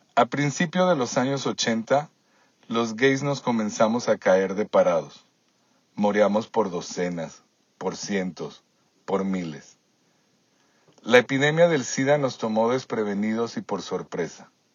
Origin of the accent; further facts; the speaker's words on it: Guadalajara, Jalisco, Mexico; moved away as an adult; now in Toronto, Canada; En Guadalajara, de donde soy originario, estudié ciencias de la comunicación en el ITESO